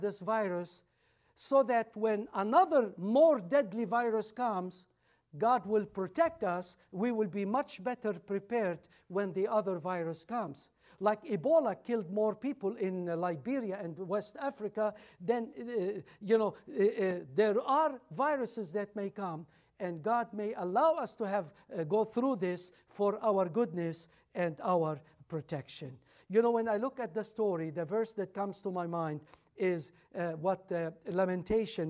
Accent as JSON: {"language": "English", "country": "Lebanon", "tie": "born or raised there", "moved": "as an adult", "said": "I was born in Lebanon. My father was Catholic. My mother was Orthodox. I never heard about Jesus. All my little childhood"}